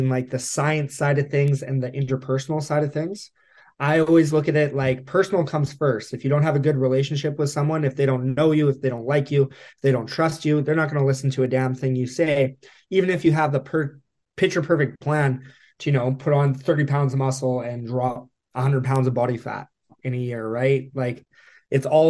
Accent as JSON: {"language": "English", "town": "Whitehorse", "region": "Yukon", "country": "Canada", "tie": "born or raised there", "moved": "yes", "lives_now": "Edmonton, Canada", "said": "Born and raised, yes, Whitehorse, Yukon."}